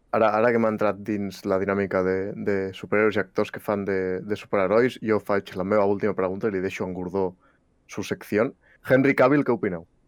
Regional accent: Catalonia, Spain; som catalans

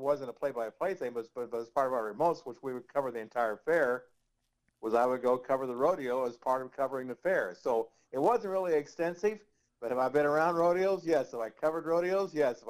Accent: Du Quoin, Illinois, United States; moved away as an adult; also born or lived in Denver, Colorado / Bradford, Pennsylvania; my hometown is a little town in southern Illinois called Duquoin, Illinois.

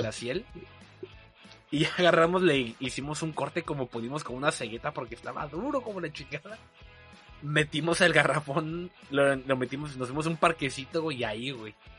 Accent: Veracruz, Mexico; los que crecieron aquí

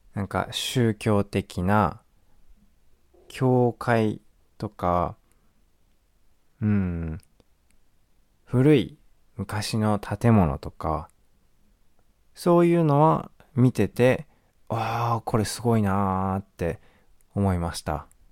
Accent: Japan; 日本です

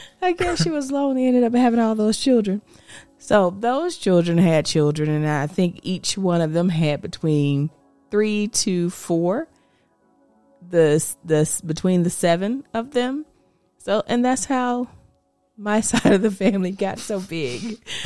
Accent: Georgia, United States; also born or lived in Punta Gorda, Florida; I would say I was born in Florida. I'm from a little town called Punta Gorda, Florida. And I spent majority of my time, my dad moved us from Florida, I think I was like 4 or 5, and I started kindergarten in Georgia.

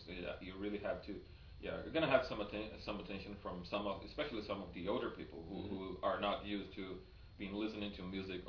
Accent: Brazil; born or raised there; also born or lived in United States

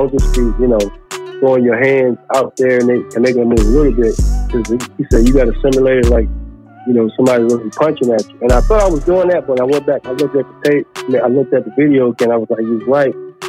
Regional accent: Charlotte, North Carolina, United States; I grew up in Palmer Park down here to the Charlotte area.

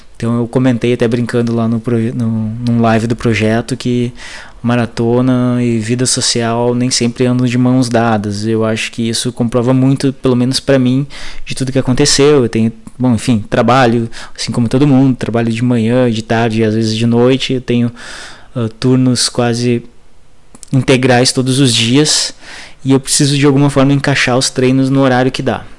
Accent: Passo Fundo, Rio Grande do Sul, Brazil; sou de Passo Fundo, Rio Grande do Sul

